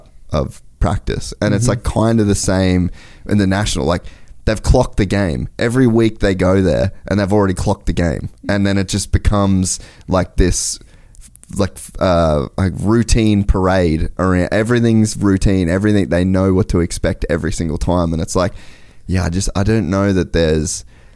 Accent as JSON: {"language": "English", "country": "Australia", "tie": "born or raised there", "moved": "yes", "said": "I grew up in Australia"}